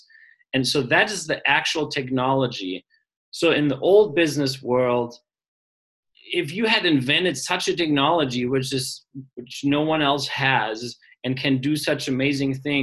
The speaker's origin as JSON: {"language": "English", "country": "Germany", "moved": "yes", "said": "I'm from Germany originally"}